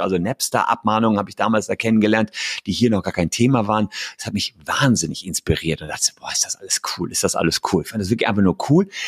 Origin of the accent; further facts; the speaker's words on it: Gevelsberg, North Rhine-Westphalia, Germany; in meiner Heimatstadt Gefelsberg, das ist bei Hagen und Wuppertal